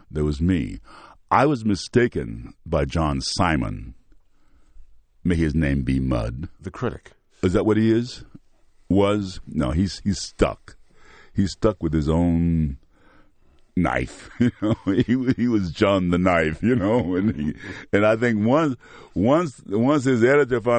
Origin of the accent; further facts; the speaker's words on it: the South, United States; We're both from the South. He happens to be white. I happen to be black.